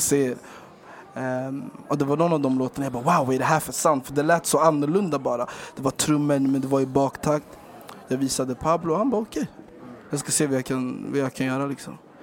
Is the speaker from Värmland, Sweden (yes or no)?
no; Stockholm, Stockholm County, Sweden; I Rågsved där vi växte upp